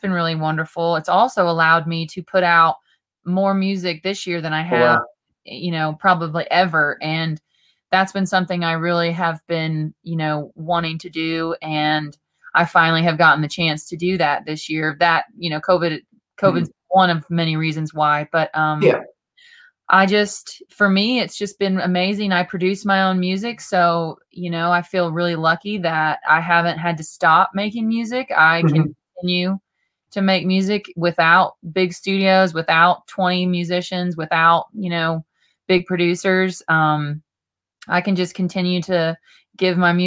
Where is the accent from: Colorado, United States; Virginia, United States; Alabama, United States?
Colorado, United States; Southeast; now in Nashville, United States; right now I'm at the ranch where I grew up in Southeast Colorado. I grew up on a little farm and ranch in the middle of nowhere, really close to the Oklahoma Panhandle and really close to Kansas